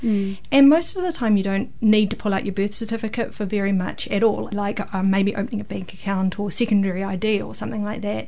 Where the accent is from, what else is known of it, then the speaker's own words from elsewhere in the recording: Hamilton, Waikato, New Zealand; I am from the Waikato. In Hamilton, Kirikiriroa most of my life